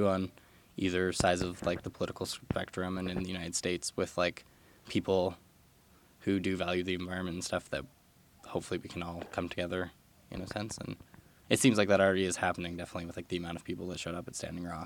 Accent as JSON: {"language": "English", "town": "Hinton", "region": "Alberta", "country": "Canada", "tie": "born or raised there", "moved": "yes", "said": "my hometown, Hinton"}